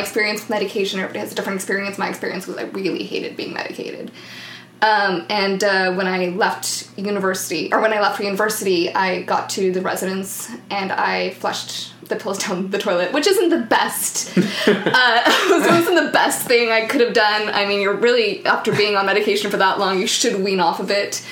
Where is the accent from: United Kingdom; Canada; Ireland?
Canada; the Maritimes; English is a second language; moved away as an adult; also born or lived in New Brunswick; now in Vancouver, Canada; I'm from the Maritimes.